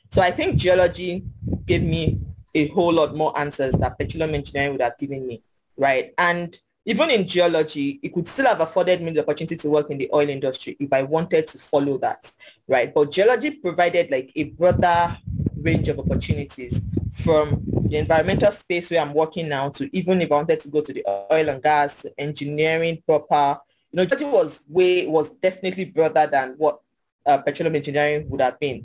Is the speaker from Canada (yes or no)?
no; Ilorin, Kwara, Nigeria; I grew up in Ilorin Kwara State, so it's pretty quiet town